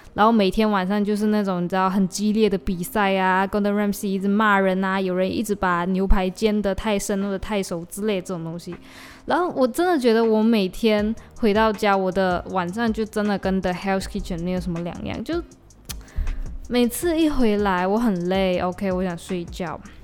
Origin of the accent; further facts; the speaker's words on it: Malaysia; accent: Malaysian; 我的马来西亚腔出来